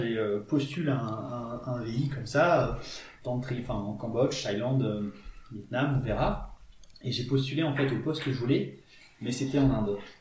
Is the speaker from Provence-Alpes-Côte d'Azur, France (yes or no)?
yes; Toulon, Provence-Alpes-Côte d'Azur, France; moved away as an adult; also born or lived in India; now in Grenoble, France; Moi, j'ai grandi en Provence, euh, du côté de Toulon, sur les hauteurs de Toulon